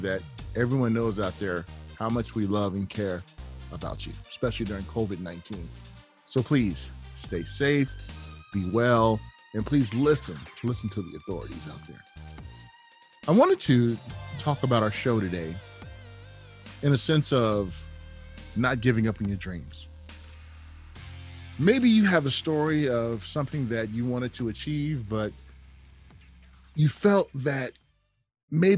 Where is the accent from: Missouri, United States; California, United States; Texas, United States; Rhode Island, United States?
California, United States; Long Beach; I'm from the West Coast. I'm from Long Beach, Compton area